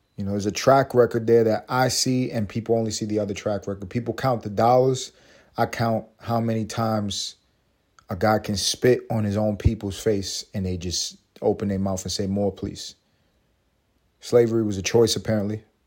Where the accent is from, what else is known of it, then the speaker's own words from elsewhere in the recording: New York City, New York, United States; I am from Harlem.